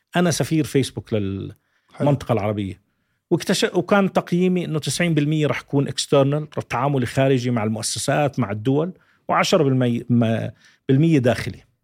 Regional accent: Jordan; أنا أردني

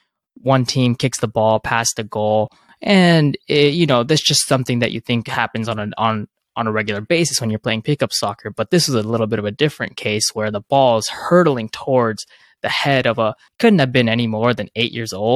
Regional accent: Southern California, United States; I'm originally from Southern California

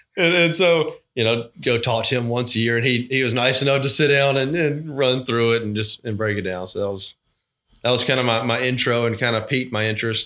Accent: Thomasville, Georgia, United States; moved away as an adult; also born or lived in Auburn, Alabama; now in Albany, United States; born and raised in Thomasville, Georgia

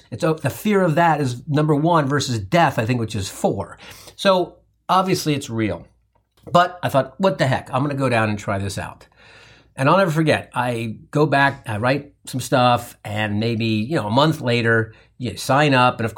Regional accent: Midwest, United States; I grew up in the Midwest and lived on a farm.

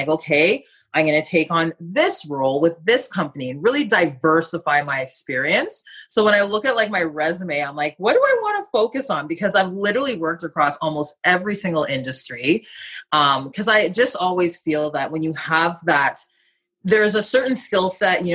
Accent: Ontario, Canada; moved away; I'm originally from Ontario. I still have a home there.

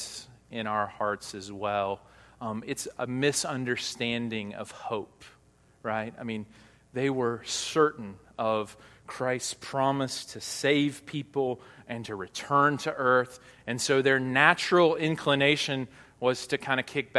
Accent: Hot Springs, Arkansas, United States; now in Northeast Arkansas, United States; I grew up about 3 hours south of here in Hot Springs, Arkansas

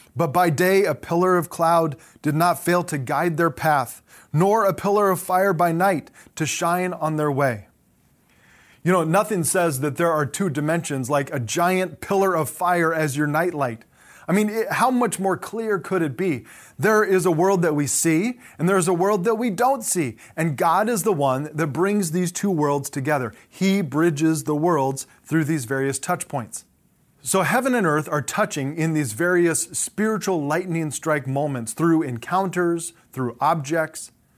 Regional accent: Southern California, United States; I grew up in Southern California

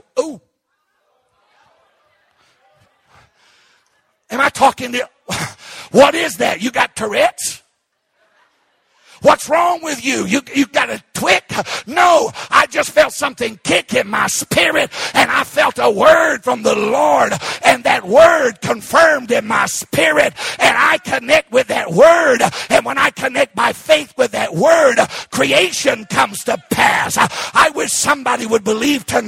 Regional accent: Arkansas, United States; I was raised in Arkansas

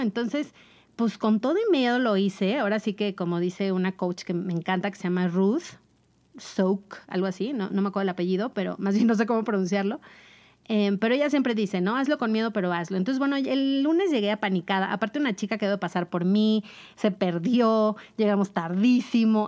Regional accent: Mexico; somos mexicanos

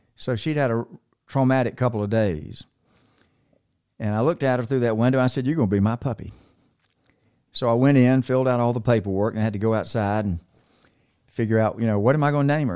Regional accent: Macon, Georgia, United States; also born or lived in North Carolina; we moved from North Carolina when I was three to Macon, Georgia

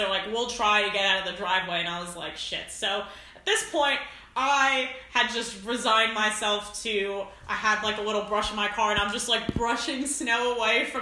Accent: East Coast, United States; now in Washington, D.C., United States; I grew up, like, on the East Coast

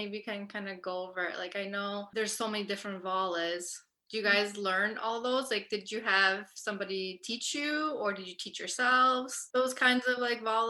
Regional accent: North, Albania; So I'm from North and I love my chiftali and my tupan.

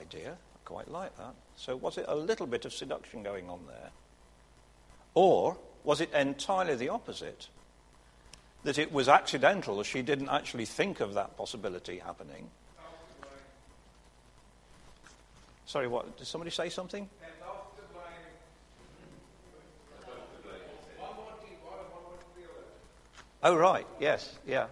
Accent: Burton upon Trent, West Midlands, United Kingdom; When I was growing up in the Midlands town of Burton-on-Trent

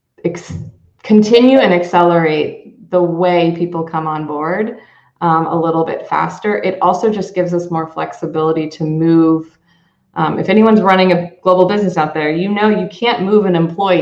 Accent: United States; as an American here running global businesses

